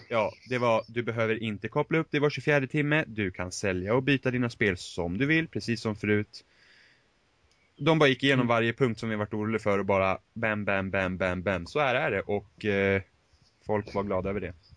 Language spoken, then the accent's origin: Swedish; Finland; Swedish is a second language; jag är finne